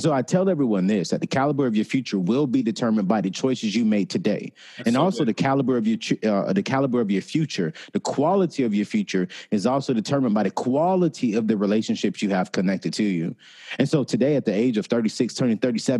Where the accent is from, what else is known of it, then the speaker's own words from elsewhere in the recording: Raleigh-Durham area, North Carolina, United States; the same city that I grew up in the Raleigh-Durham area. And so, you know, that's where I grew up